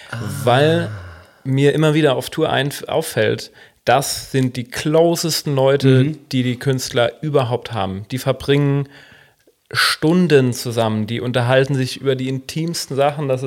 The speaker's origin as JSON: {"language": "German", "town": "Braunschweig", "region": "Lower Saxony", "country": "Germany", "tie": "born or raised there", "said": "Das Muss ich gleich mal lokalpatriotisch sagen, Antec aus meiner Heimatstadt Braunschweig."}